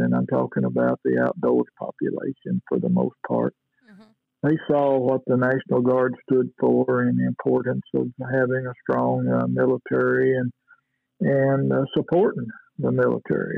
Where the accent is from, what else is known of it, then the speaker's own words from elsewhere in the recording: Danville, Kentucky, United States; my hometown here in Danville, Kentucky